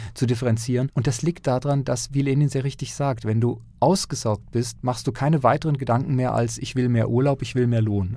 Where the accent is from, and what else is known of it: near Lörrach, Baden-Württemberg, Germany; born or raised there